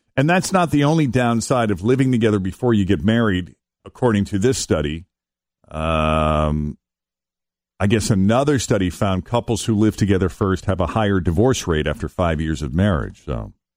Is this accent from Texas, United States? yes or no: no; Boston, Massachusetts, United States; I grew up in Boston